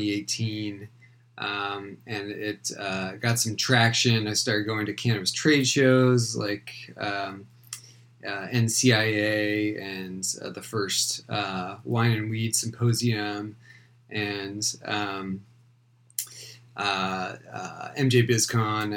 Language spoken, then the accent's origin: English; East Bay, San Francisco Bay Area, California, United States; I'm calling from the East Bay in a city called Walnut Creek near Oakland, and I'm originally from this area also.